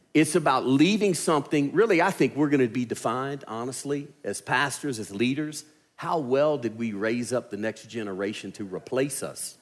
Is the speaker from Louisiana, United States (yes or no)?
yes; Louisiana, United States; accent: southern; moved away as an adult; now in Alabama, United States; I'm from Louisiana